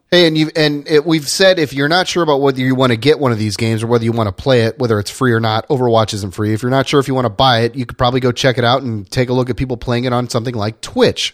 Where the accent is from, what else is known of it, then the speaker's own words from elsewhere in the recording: Indiana, United States; I grew up in Indiana